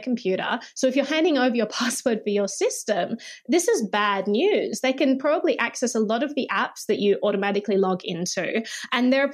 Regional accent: Australia

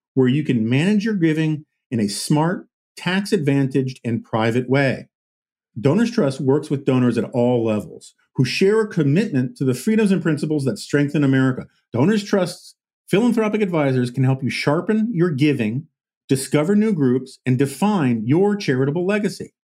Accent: New York City, New York, United States; growing up in New York City

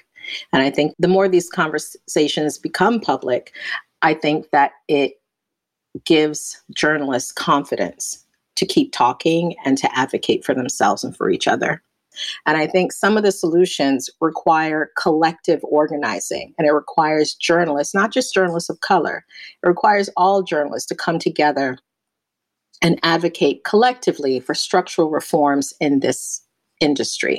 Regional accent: New York City, New York, United States; also born or lived in Barbados; I'm from Barbados in the Caribbean. I came to the United States when I was 9. I live in New York City now, grew up here

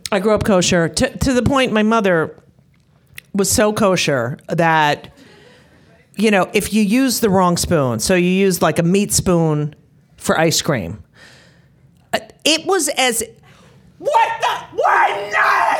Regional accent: New Jersey, United States; I grew up in New Jersey.

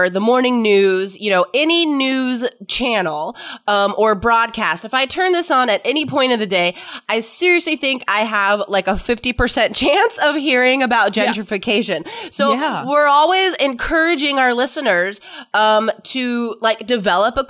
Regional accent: United States; I'm American, I pretty much know the coasts, you know. I know San Francisco and New York

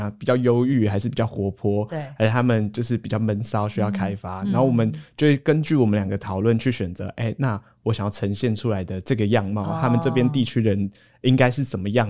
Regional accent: Hualien County, Taiwan; 花花莲在地的什么呃，我是花莲人啊，对对对对

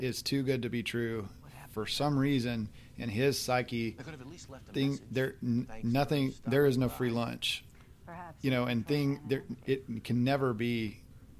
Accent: the South, United States; I grew up on eating Southern food. I'm from the South

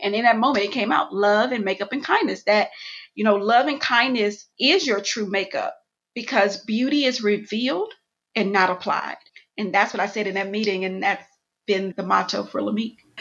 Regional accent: Houston, Texas, United States; moved away as an adult; also born or lived in Atlanta, Georgia; I'm from Houston, Texas, born and raised, went to college in Atlanta

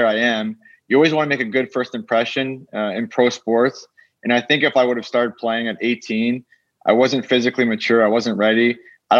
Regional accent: Canada; moved away as an adult; growing up in Canada

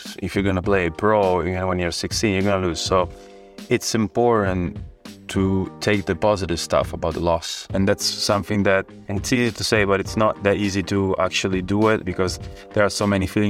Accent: Rome, Lazio, Italy; I'm from Italy. I was born in Rome

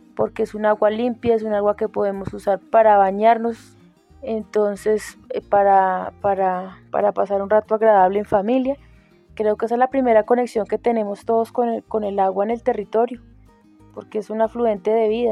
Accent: Sumapaz, Bogotá, Colombia; como habitante nacida y criada en Sumapaz

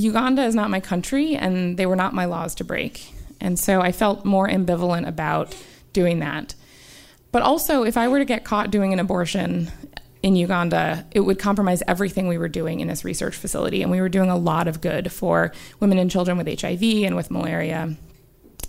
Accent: United States; As an American

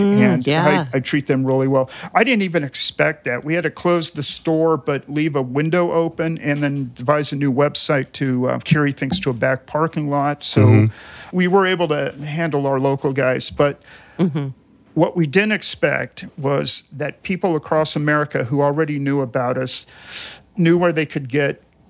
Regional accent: California, United States; I grew up in California

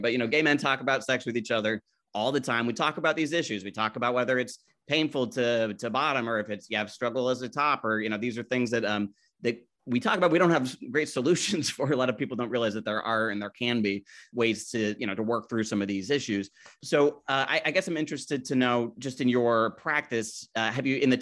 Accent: Utah, United States; I grew up in Utah

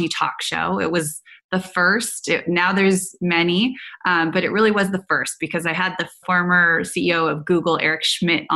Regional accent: Silicon Valley, California, United States; I grew up in Silicon Valley around incredible men in technology

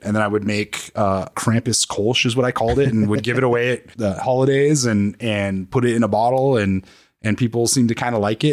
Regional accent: New Mexico, United States; moved away; I'm from New Mexico

